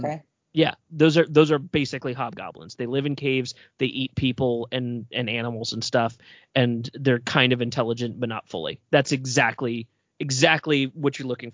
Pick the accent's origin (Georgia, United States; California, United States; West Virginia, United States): West Virginia, United States; now in Baltimore, United States; I'm from West Virginia, I come out of a very culty, fundamentalist Christian background